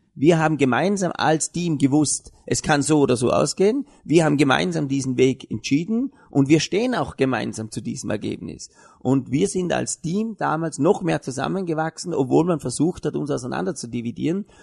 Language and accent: German; Vorarlberg, Austria; wir als Vorarlberger Gesellschaft